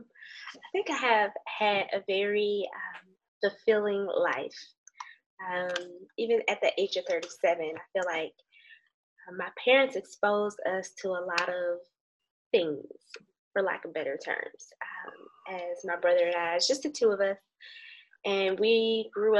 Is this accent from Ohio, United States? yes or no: yes; Hudson, Ohio, United States; moved away as an adult; also born or lived in Hampton, Virginia; I grew up in Ohio in a small town called Hudson